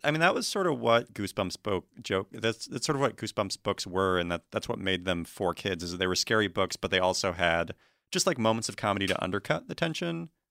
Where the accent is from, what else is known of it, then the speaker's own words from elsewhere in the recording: Washington, United States; I'm from Washington State